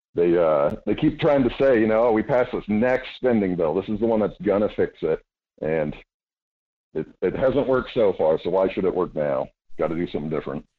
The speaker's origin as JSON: {"language": "English", "area": "Homer and Wasilla", "region": "Alaska", "country": "United States", "tie": "born or raised there", "also_born_or_lived": "Anchorage, Alaska / Idaho", "said": "I was born in Anchorage, grew up uh, between Homer and Wasilla"}